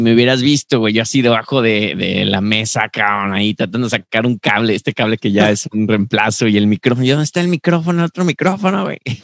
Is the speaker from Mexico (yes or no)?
yes; Mexico; now in United States; como un mexicano que llegó a Estados Unidos